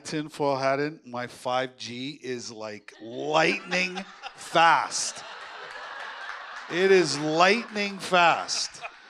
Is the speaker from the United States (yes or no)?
no; Manitoba, Canada; also born or lived in Saskatchewan / Moose Jaw, Saskatchewan; I was born in Saskatchewan, raised in Manitoba, played all my junior in Moose Jaw